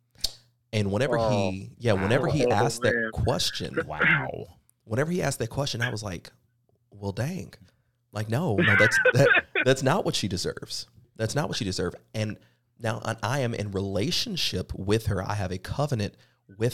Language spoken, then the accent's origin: English; the Bible Belt, the South, United States; growing up in the South, in the Bible Belt itself